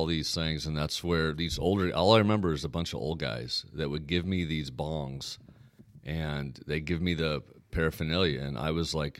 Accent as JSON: {"language": "English", "town": "Portland", "region": "Oregon", "country": "United States", "tie": "born or raised there", "also_born_or_lived": "Tacoma, Washington / Denver, Colorado", "moved": "as an adult", "said": "Portland, Oregon."}